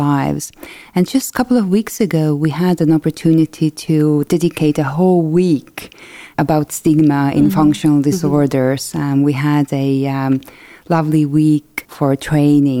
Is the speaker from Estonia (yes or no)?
yes; Estonia; I'm from Estonia.